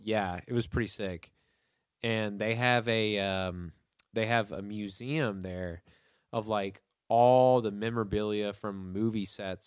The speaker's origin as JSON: {"language": "English", "town": "Hendersonville", "region": "Tennessee", "country": "United States", "tie": "born or raised there", "also_born_or_lived": "Atlanta, Georgia", "said": "I was born in Atlanta in 1994, and then we moved to Hendersonville"}